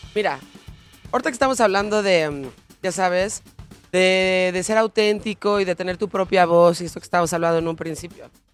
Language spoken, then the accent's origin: Spanish; Mexico; como mexicanos